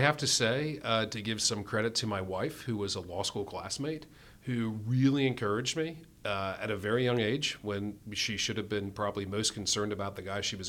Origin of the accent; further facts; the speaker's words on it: New Jersey, United States; accent: North Jersey; moved away as an adult; now in Pittsburgh, United States; I grew up in North Jersey, outside of New York City. If you listen real closely, once in a while you'll catch the North Jersey accent.